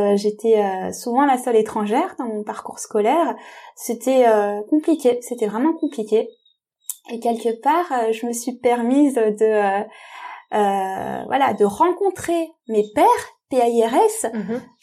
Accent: France; je suis moi-même euh, tamoule, d'origine tamoule, je suis née en France

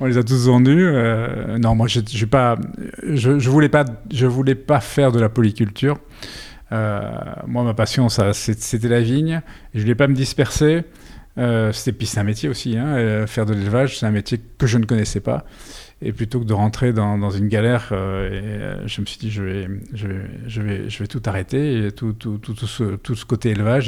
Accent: Brussels, Brussels-Capital Region, Belgium; moved away as an adult; now in Bordeaux, France; je suis belge

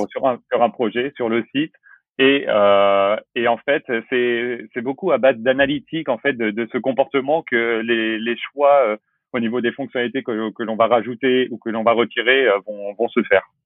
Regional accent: La Rochelle, Nouvelle-Aquitaine, France; je viens de La Rochelle, j'ai 30 ans

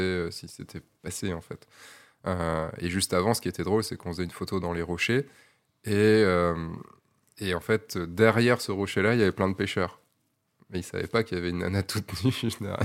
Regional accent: Brittany, France; je suis breton

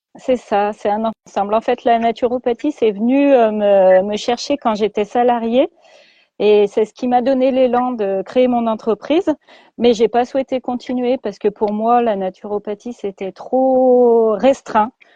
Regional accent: Lyon, Auvergne-Rhône-Alpes, France; je vis dans l'ouest lyonnais voilà, depuis toujours, depuis que je suis petite, je suis née euh, à Lyon et j'ai toujours vécu dans l'Ouest lyonnais

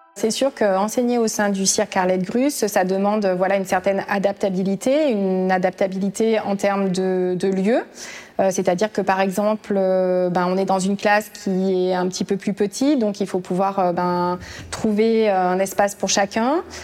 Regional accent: Aubrac, Occitania, France; moved away as an adult; je suis originaire de l'Aubrac

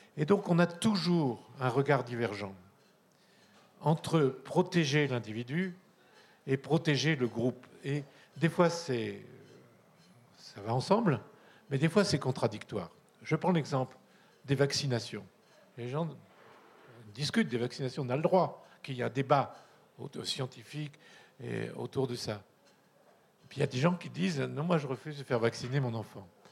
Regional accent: Corsica, France; je suis un latin, j'y peux rien, je viens de Corse

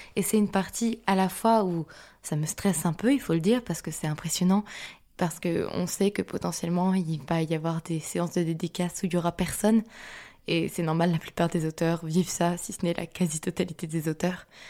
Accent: Lille, Hauts-de-France, France; je suis lilloise

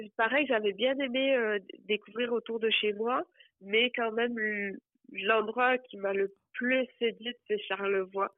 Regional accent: Hérault, Occitania, France; moved away as an adult; also born or lived in Montreal, Canada; now in Granby, Canada; je suis française et je viens d'un département, enfin du département de l'Hérault qui est collé à la mer Méditerranée

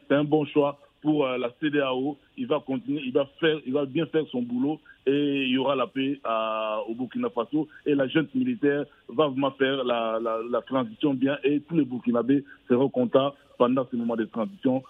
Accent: DR Congo; chez nous au Congo

